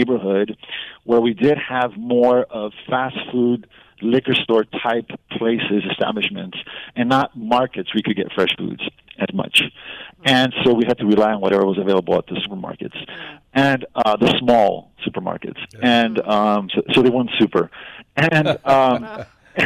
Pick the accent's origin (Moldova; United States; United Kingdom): United States; Los Angeles, California; where I grew up in Boyle Heights